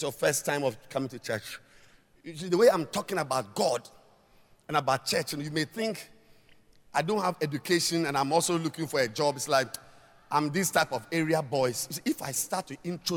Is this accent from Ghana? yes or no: yes; Ghana; we are Ghanaians. I'm not Togolese